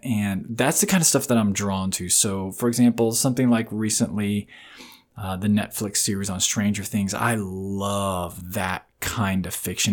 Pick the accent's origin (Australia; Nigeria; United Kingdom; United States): United States; Riverview, Florida; I grew up in Florida in this lit, what was then a very small town called Riverview. About forty-five minutes outside of Tampa